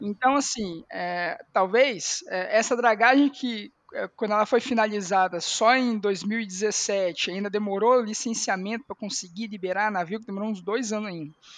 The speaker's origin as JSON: {"language": "Portuguese", "region": "Espírito Santo", "country": "Brazil", "said": "como capixaba"}